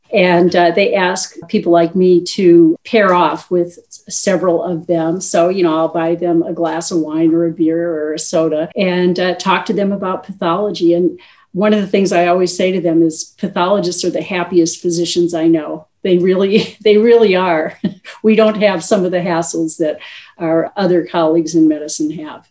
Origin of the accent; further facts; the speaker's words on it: Minnesota, United States; moved away as an adult; also born or lived in Illinois / Slayton, Minnesota; Well, I was born in a rural town in southwest Minnesota, Slayton, Minnesota. I was born during the county fair, which of course is the biggest deal in a small town. I spent my uh, young years in Illinois. And then when I was nine years old, moved back to Minnesota to a farm